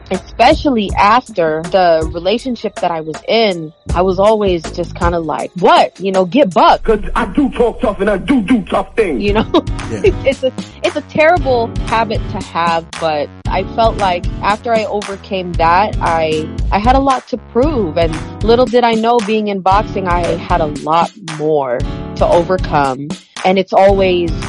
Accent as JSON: {"language": "English", "country": "Philippines", "moved": "yes", "said": "there was a huge culture shock when I came here from the Philippines so I got picked on a lot so I was fighting a lot"}